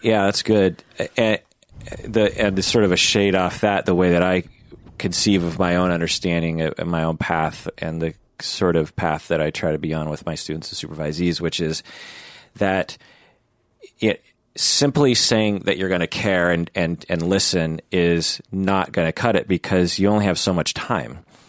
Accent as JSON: {"language": "English", "region": "Pacific Northwest", "country": "United States", "said": "I'm from the Pacific Northwest."}